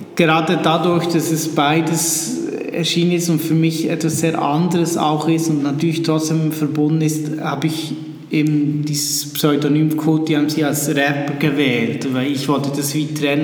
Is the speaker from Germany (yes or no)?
no; Switzerland; also born or lived in Bern; ich bin aus der Schweiz